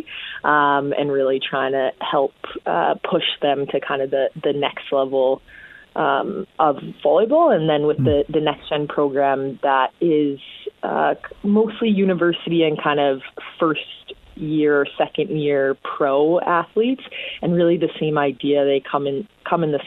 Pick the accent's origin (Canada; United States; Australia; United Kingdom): Canada; Calgary, Alberta; also born or lived in Edmonton; I'm originally from Calgary